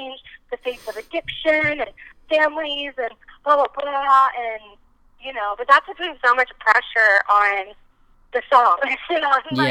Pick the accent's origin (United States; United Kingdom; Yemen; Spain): United States; East Coast; also born or lived in Nashville; now in Los Angeles, United States; growing up in the East Coast